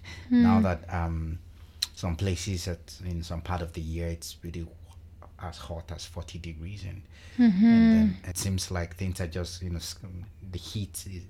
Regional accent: Nigeria; now in Canada; No, Nigeria.

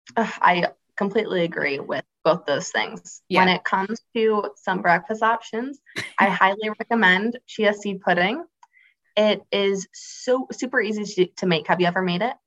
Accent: Space Coast of Florida, United States; I grew up on the space coast of Florida

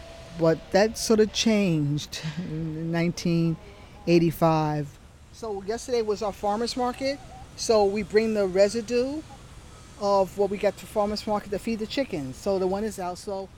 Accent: New York City, New York, United States; I grew up in New York

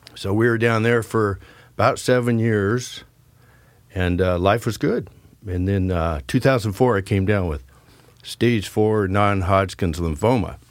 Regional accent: Keizer, Oregon, United States; also born or lived in Philippines / Nevada / California; My dad retired here when I was in the fourth grade

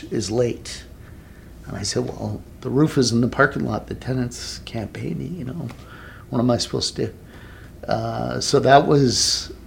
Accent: Toronto, Ontario, Canada; moved away as an adult; also born or lived in Cayman Islands; So I'm Canadian. I was born and raised in Toronto

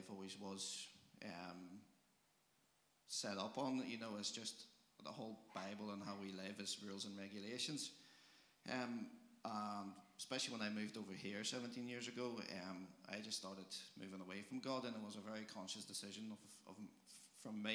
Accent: Poland; moved away as an adult; I'm from Poland

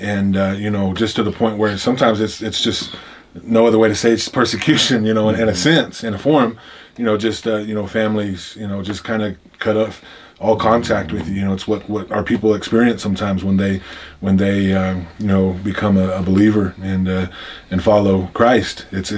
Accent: Oklahoma, United States; I come from the Pawnee tribe of Oklahoma. That's the tribe I'm enrolled in.

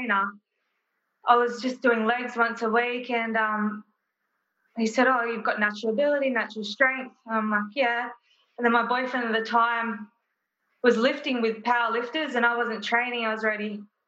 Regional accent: Bulli, New South Wales, Australia; now in Wollongong, Australia; Born in Bulleye, grew up in Bulleye

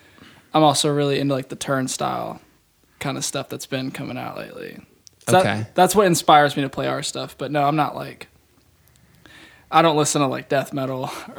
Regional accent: Evansville, Indiana, United States; I play drums. I'm born and raised here, as well.

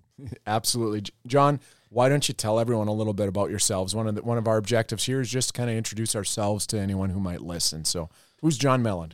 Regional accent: Roseau, Minnesota, United States; moved away as an adult; also born or lived in North Dakota; I am originally from Roseau, Minnesota, um, closer, closer to Canada than, uh, than Iowa, that's for sure. So right up on the border. Uh, I grew up on a small farm there

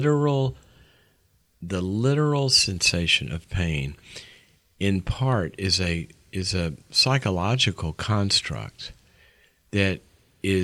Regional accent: Mississippi, United States; moved away as an adult; also born or lived in Texas; I was from Mississippi, and I'm just this little redneck kid

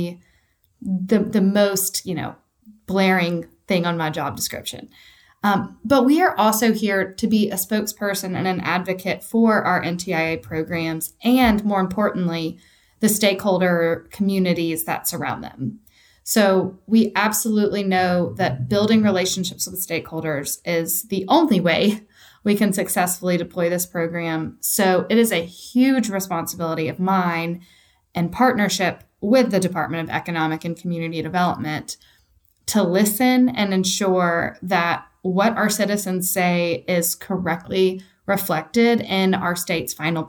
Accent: East Tennessee, United States; I am a true Tennessean. I was born and raised in East Tennessee

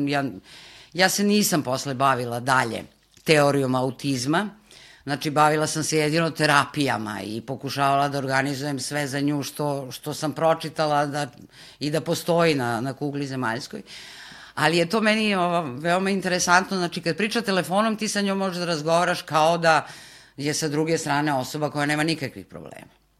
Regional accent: Pančevo, Vojvodina, Serbia; mi smo iz Pančeva inače

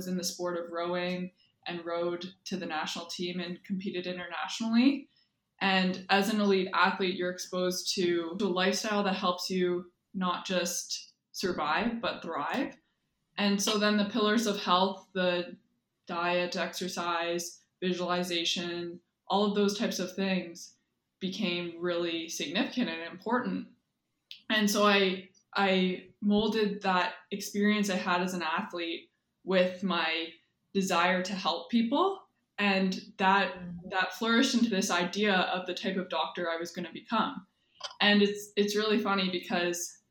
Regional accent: Windsor, Ontario, Canada; I grew up in Windsor, Ontario, southwestern Ontario

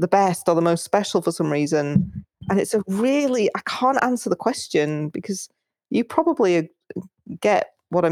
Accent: United Kingdom; also born or lived in Spain; I'm actually British, even though I spend a lot of time in Spain

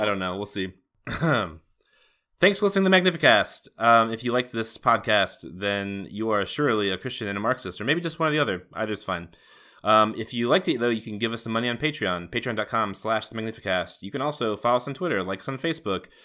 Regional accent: United States; I'm an American

